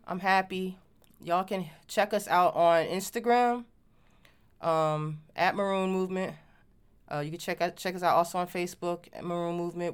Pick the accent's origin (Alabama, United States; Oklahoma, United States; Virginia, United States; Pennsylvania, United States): Virginia, United States; moved away; also born or lived in Washington, D.C.; growing up in Virginia